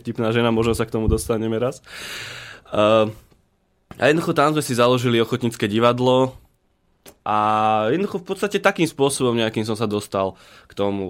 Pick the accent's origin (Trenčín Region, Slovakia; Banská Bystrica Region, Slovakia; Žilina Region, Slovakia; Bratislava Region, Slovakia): Banská Bystrica Region, Slovakia; Trnavá Hora; also born or lived in Zvolen; síce som povedal, že som brinziar, zvolenčan, ale ja pochádzam z Trnavej hory. To je, to je medzi Zvolenom a Žiarom na dronom.